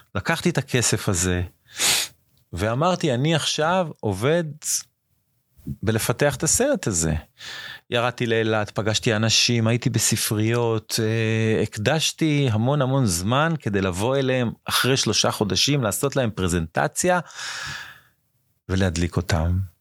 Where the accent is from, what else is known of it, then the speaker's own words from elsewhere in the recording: Ashdod, Southern District, Israel; also born or lived in Japan / India; מאשדוד, נולדתי באשדוד